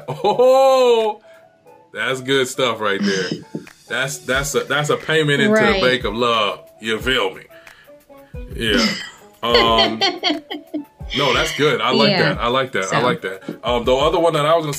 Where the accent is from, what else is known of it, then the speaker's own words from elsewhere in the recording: Michigan, United States; now in California, United States; I was born in Michigan